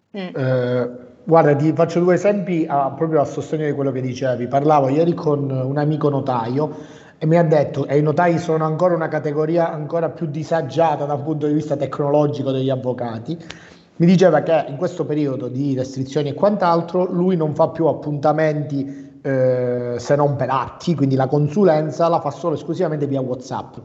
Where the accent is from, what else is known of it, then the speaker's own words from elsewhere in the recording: Cosenza, Calabria, Italy; io sono originario calabrese di Cosenza, quindi di una città piccola